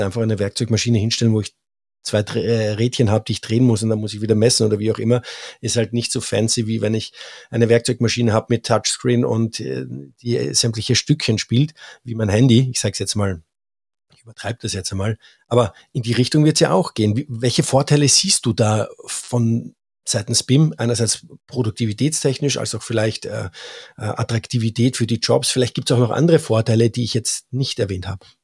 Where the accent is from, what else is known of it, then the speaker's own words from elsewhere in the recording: Austria; als Österreicher